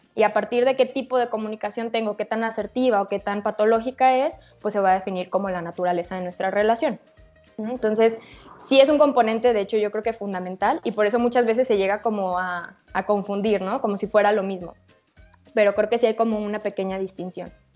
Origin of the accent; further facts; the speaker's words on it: Guadalajara, Jalisco, Mexico; soy de aquí de Guadalajara